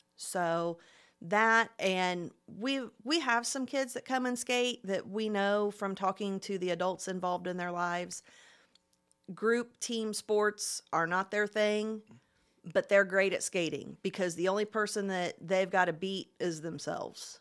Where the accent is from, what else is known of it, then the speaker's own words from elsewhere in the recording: Plainfield, Indiana, United States; moved away as an adult; now in Muncie, United States; I actually grew up in Plainfield, which is about thirty minutes west of downtown Indy